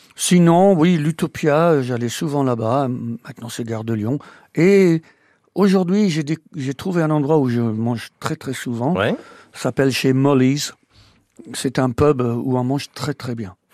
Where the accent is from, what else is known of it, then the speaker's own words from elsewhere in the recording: Welshpool, Wales, United Kingdom; moved away as an adult; also born or lived in Normandy, France; now in France; Je suis né à Welshpool au Pays de Galles.